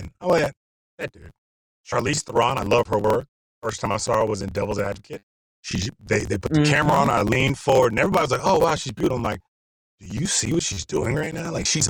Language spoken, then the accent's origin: English; Virginia, United States; also born or lived in Germany; And I grew up in Virginia and all over, you know, Germany and Virginia.